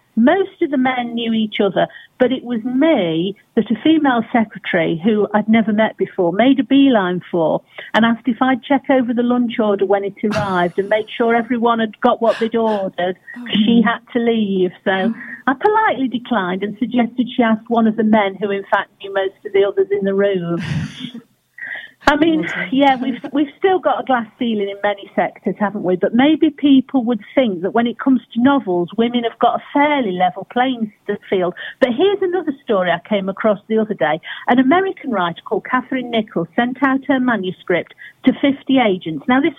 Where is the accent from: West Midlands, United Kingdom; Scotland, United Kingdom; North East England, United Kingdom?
West Midlands, United Kingdom; Burton-on-Trent; this amazing woman who lived in my hometown, Burton-on-Trent